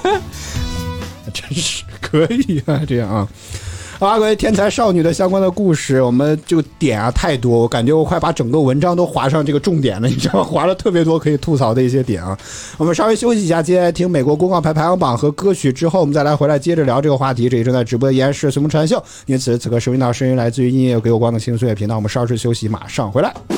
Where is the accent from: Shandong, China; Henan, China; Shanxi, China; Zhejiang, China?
Henan, China; now in Beijing, China; 我是河南的